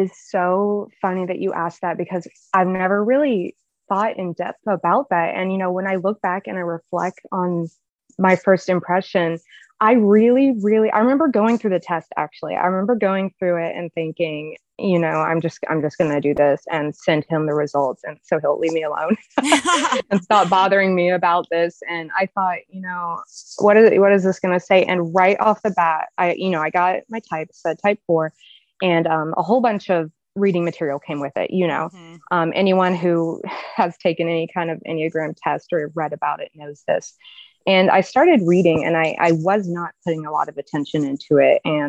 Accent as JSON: {"language": "English", "region": "Georgia", "country": "United States", "also_born_or_lived": "Mississippi / Tennessee", "said": "I live in Alabama. I guess something interesting about me is I've lived in four states. So I'm from Georgia. I've lived in Mississippi. I lived in Tennessee."}